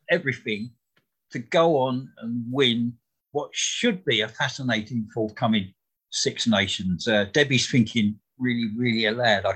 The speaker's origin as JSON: {"language": "English", "region": "England", "country": "United Kingdom", "said": "We're all English here."}